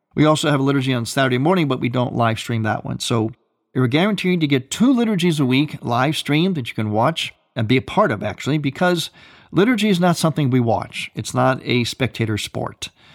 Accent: Ohio, United States; moved away; my home state, Ohio

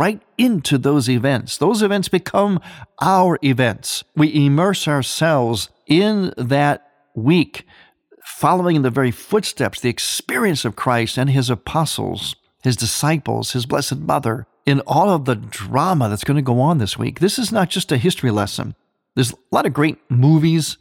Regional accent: Midwest, United States; I'm from the Midwest

